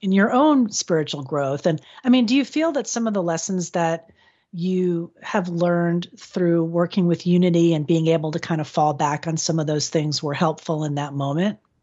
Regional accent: Florida, United States; my home state of Florida

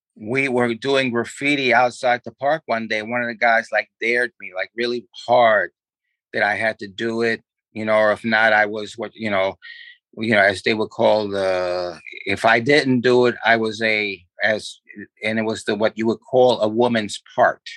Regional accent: New York City, New York, United States; also born or lived in Manhattan / Brooklyn / Queens; I was born, basically raised in the Bronx

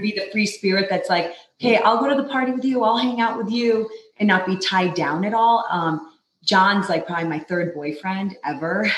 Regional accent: New York, United States; moved away as an adult; also born or lived in Los Angeles; now in Utah, United States; I grew up in New York, born and raised

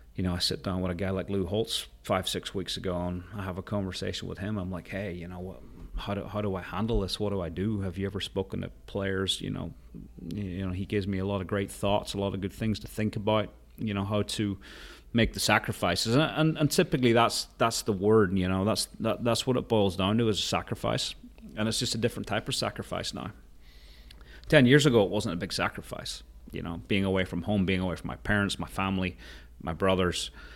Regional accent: Portrush, Northern Ireland, United Kingdom; I grew up in Rath Moor, which was my, where was my dad was playing

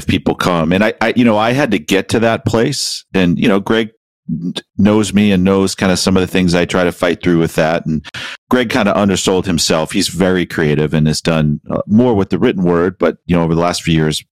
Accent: Boston, Massachusetts, United States; I grew up in Boston

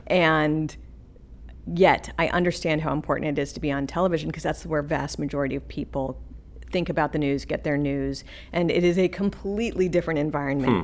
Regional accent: the West, United States; I grew up out west

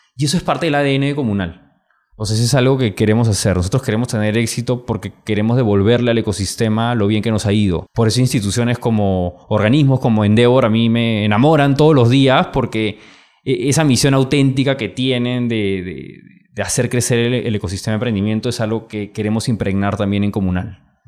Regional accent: Peru; ¿de dónde eres? Perú.

